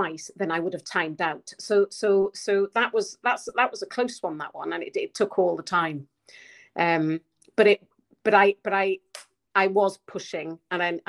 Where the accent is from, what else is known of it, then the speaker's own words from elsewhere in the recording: Pen Llŷn, Wales, United Kingdom; growing up on the Pentlean